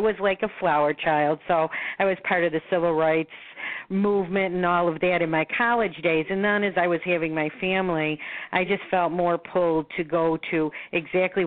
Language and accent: English; Buffalo, New York, United States; moved away as an adult; now in Florida, United States; I was born in Buffalo, New York. I now am a resident of Florida, so I split my time between Florida and Buffalo.